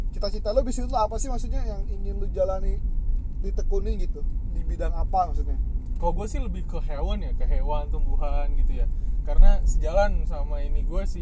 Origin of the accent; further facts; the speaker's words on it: Java, Indonesia; Gue juga nggak ngerti sih kan gue orang Jawa cuy